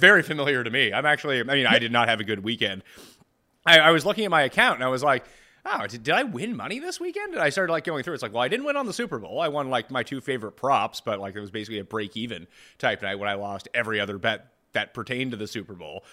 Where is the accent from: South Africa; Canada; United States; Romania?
Canada; I am Canadian